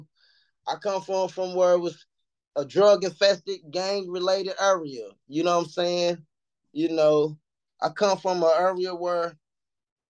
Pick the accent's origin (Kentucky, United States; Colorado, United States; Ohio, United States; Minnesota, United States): Kentucky, United States; Louisville; I'm from Louisville, Kentucky, man. I'm 37, man. I'm from the East End. I'm from the East End of Louisville.